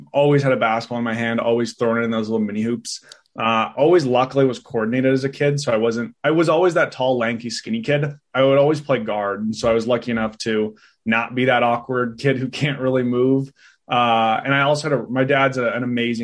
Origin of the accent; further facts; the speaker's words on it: Kelowna, British Columbia, Canada; now in Vancouver, Canada; I was born in Kelowna, BC, currently in Vancouver, BC.